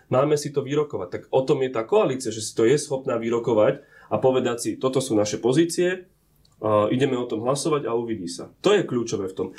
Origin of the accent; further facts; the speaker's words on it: Orava, Žilina Region, Slovakia; som z Oravy, som tam aj bol